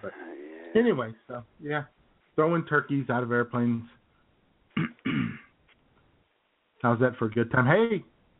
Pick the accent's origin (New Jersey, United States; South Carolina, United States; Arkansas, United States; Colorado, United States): Arkansas, United States; Yellville; my hometown of Yellville, Arkansas.